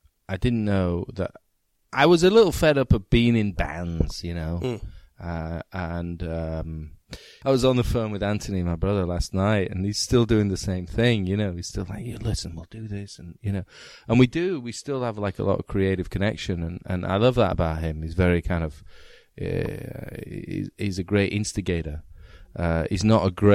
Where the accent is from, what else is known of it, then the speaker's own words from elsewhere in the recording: Leeds, Yorkshire and the Humber, United Kingdom; moved away as an adult; also born or lived in New York; I'm from Leeds